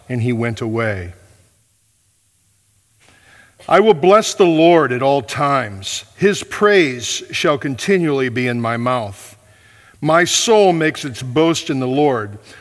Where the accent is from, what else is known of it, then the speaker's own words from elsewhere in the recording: Michigan, United States; moved away; I was from Michigan